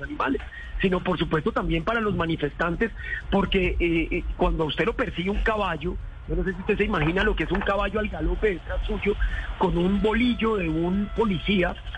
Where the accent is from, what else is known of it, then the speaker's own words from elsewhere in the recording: Bogotá, Colombia; En Bogotá, en la ciudad de Bogotá, de donde yo vengo